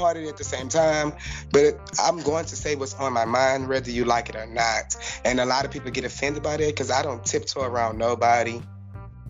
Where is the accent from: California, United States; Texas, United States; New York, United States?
Texas, United States; Houston; I'm from Houston, Texas.